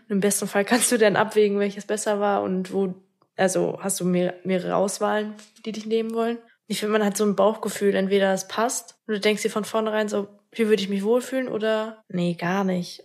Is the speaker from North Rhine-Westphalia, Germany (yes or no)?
yes; Minden, North Rhine-Westphalia, Germany; moved away as an adult; now in Bad Oeynhausen, Germany; Minden ist meine Heimatstadt, ist auch so der Fleck, wo ich mich wirklich wohl gefühlt habe.